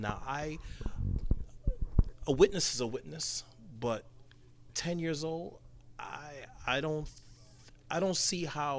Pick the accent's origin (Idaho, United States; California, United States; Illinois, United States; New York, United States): New York, United States; New York City; now in Orlando, United States; Me growing up in Brooklyn, New York, and playing basketball for mostly all my life as a teen